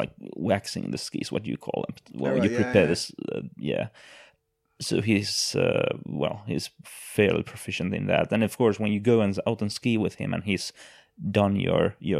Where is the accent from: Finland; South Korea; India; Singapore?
Finland; Helsinki, Uusimaa; I'm from Helsinki and I religiously avoid leaving Helsinki.